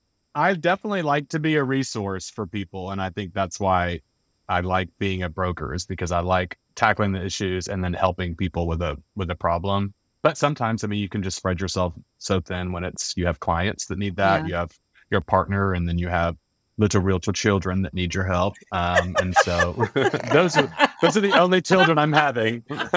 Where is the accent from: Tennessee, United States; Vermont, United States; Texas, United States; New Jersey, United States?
Tennessee, United States; Memphis; I am from Memphis, so we can get crunk if we have to, but not normally.